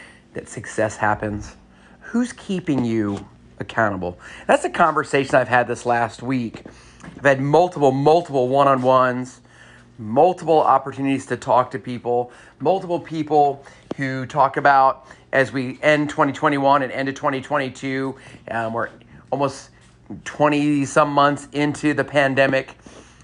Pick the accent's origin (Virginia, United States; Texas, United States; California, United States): Texas, United States; San Antonio; moved away; So I grew up in, part of my life, I grew up in San Antonio, Texas.